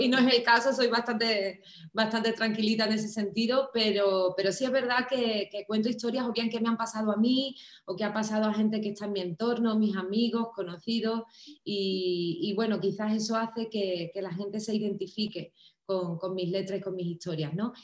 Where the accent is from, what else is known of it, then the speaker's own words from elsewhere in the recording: Cádiz, Andalusia, Spain; also born or lived in Miami / Los Angeles; cantaba en carnaval, en Cádiz, en mi tierra